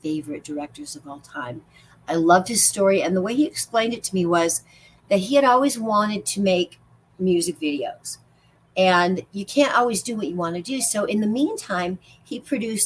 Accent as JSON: {"language": "English", "region": "Illinois", "country": "United States", "moved": "yes", "lives_now": "Las Vegas, United States", "said": "I'm from Illinois"}